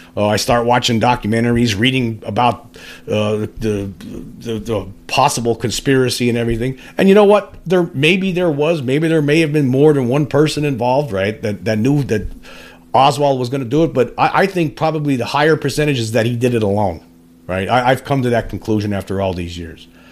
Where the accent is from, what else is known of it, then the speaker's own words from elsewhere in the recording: Pennsylvania, United States; I'm from Pennsylvania